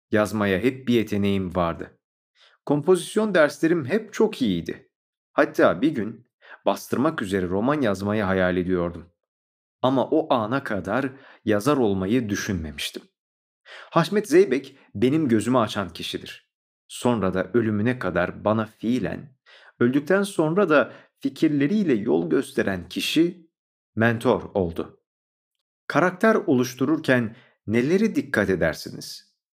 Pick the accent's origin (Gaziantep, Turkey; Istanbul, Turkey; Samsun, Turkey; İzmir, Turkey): Istanbul, Turkey; born there; 1981 İstanbul doğumluyum. Kendimi bildim bileli sanata hep ilgi duydum.